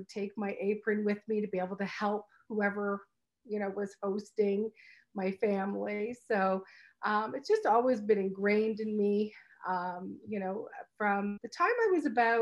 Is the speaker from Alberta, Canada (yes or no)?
no; Brantford, Ontario, Canada; also born or lived in Hamilton; I raised in Brantford. Brantford is my hometown.